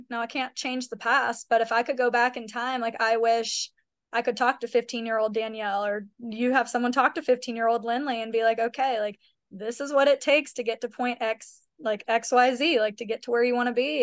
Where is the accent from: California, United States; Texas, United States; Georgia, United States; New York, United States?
Georgia, United States; Kennesaw, Woodstock, Atlanta area; we are both from the Kennesaw, Woodstock, Atlanta area.